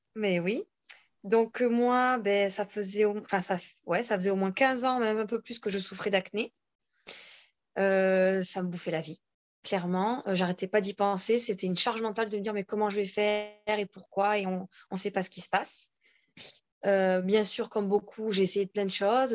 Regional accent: Bordeaux, Nouvelle-Aquitaine, France; now in Corsica, France; Je vis toute seule en Corse. À la base, je suis donc de Bordeaux.

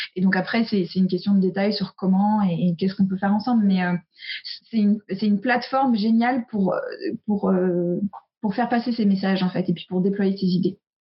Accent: United States; moved away; j'ai grandi aux US et je suis très imprégnée de la culture

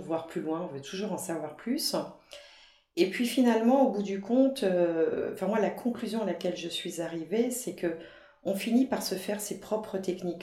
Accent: Brittany, France; en tant que bretonne, je dis toujours

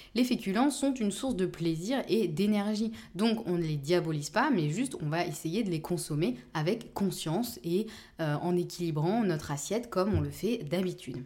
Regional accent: Normandy, France; je suis normande

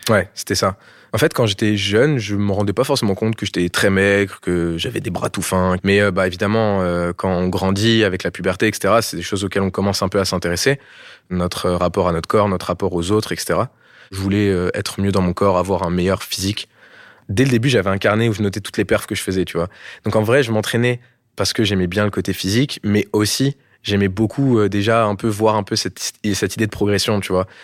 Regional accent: France; also born or lived in Bordeaux, France / Val d'Oise, France; j'ai grandi une partie de mon enfance euh, dans le sud, à Bordeaux, et une autre partie à Paris, principalement dans le 95, dans le Val d'Oise

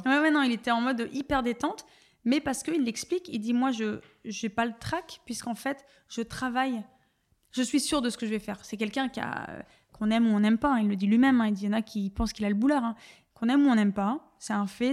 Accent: Dunkirk, Hauts-de-France, France; moved away; je viens euh, de Dunkerque euh, dans un milieu plutôt euh, populaire

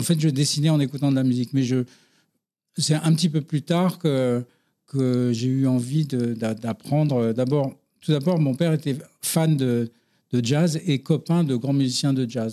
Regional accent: Paris, Île-de-France, France; je suis né à Paris euh, d'un papa et d'une maman qui habitaient dans le 17e

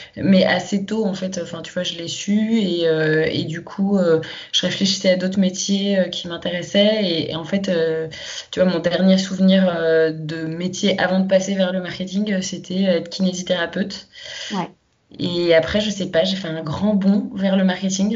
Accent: Paris suburbs, Île-de-France, France; je suis née euh, à Paris. j'ai grandi en banlieue parisienne très proche de Paris.

